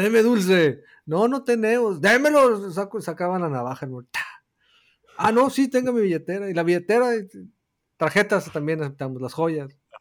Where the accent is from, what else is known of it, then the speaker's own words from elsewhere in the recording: northern Mexico, Mexico; somos del norte de México